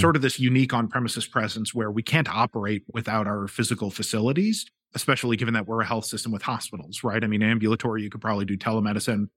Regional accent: St. Louis, Missouri, United States; moved away as an adult; also born or lived in Boston; now in Philadelphia, United States; I'm actually from Saint Louis

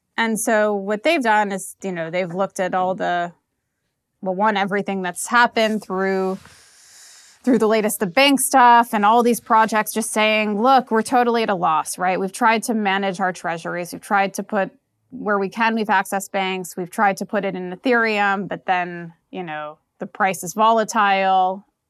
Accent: New York, United States; now in Lisbon, Portugal; I'm from New York

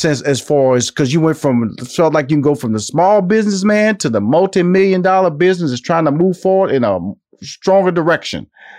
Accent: Houston, Texas, United States; now in Atlanta, United States; I'm a Texas boy, so I was born and raised in Houston. So I want to get back to Texas.

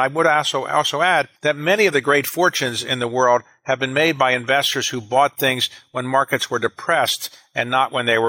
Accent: Baltimore, Maryland, United States; I grew up in Baltimore in the United States.

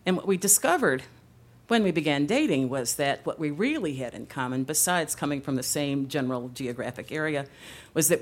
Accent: Chicago, Illinois, United States; now in Los Angeles, United States; I'm originally from Chicago

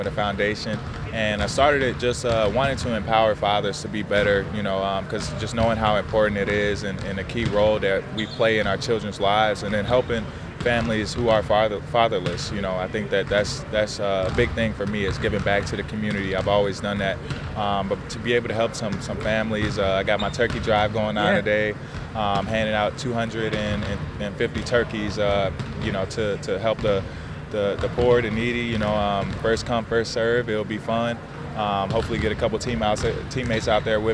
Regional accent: Indiana, United States; moved away as an adult; now in San Francisco, United States; I'm from Indiana

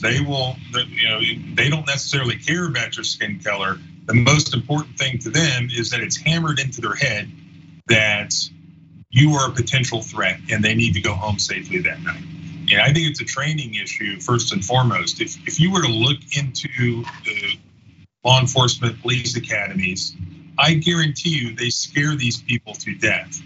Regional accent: Florida, United States; I grew up in Florida

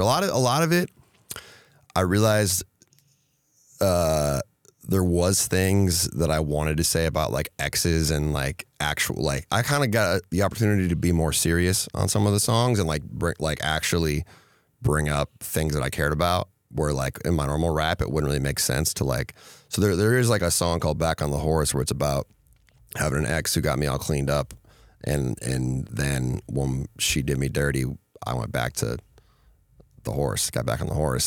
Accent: Minnesota, United States; I grew up in Minnesota where it was either you listen to rap or you listen to country

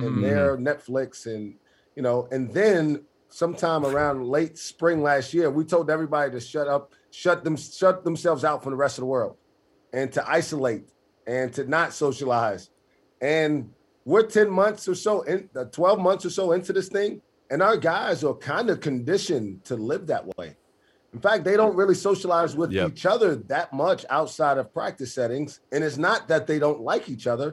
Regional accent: New York City, New York, United States; I grew up in New York City

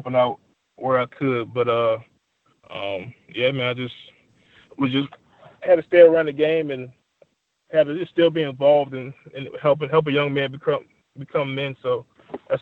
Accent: Richmond, Virginia, United States; I'm born and raised in Richmond.

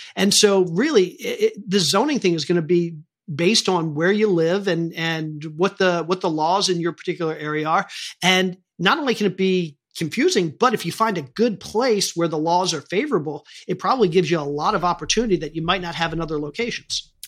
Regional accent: Maryland, United States; I grew up in Maryland.

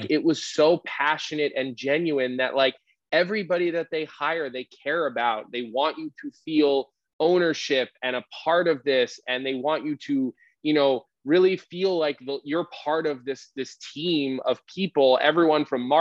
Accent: Philadelphia, Pennsylvania, United States; moved away as an adult; also born or lived in Radnor Township, Delaware County, Pennsylvania; now in Chicago, United States; I grew up here in Philadelphia

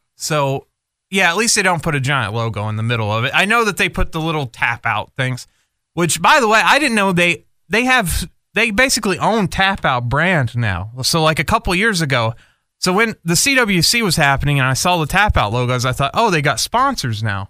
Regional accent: United States; as American fans

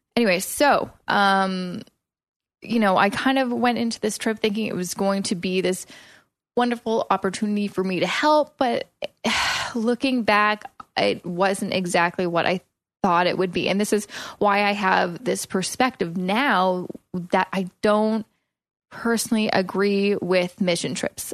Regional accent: Coquitlam, British Columbia, Canada; moved away as an adult; now in Toronto, Canada; moving from my hometown of Coquitlam

